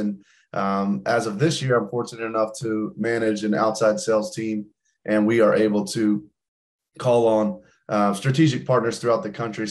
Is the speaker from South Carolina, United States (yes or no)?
yes; Greenville, South Carolina, United States; born and raised in Greenville, South Carolina